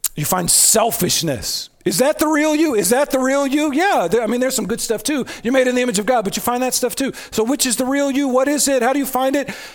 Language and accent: English; United States; I'm an American